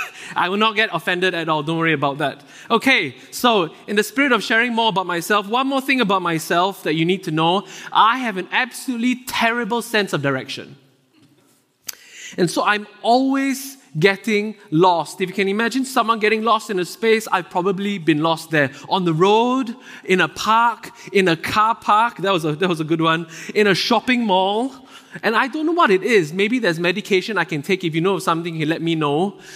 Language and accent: English; Singapore; moved away as an adult; now in Vancouver, Canada; I'm originally from Singapore. It's a very small country in Southeast Asia. I moved here with my wife about four and a half years ago.